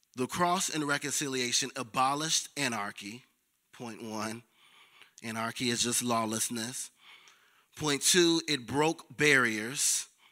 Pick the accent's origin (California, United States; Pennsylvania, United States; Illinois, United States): Illinois, United States; Chicago; I'm from the South Side of Chicago